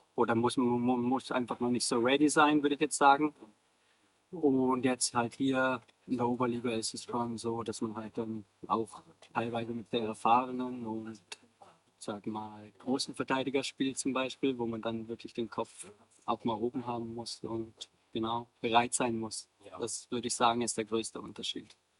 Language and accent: German; Davos, Graubünden, Switzerland; moved away as an adult; now in Bayreuth, Germany; ursprünglich komme ich aus der Schweiz. Ähm, ich bin, äh, bin da aufgewachsen und habe dann mein ganzes Leben eigentlich in Davos gelebt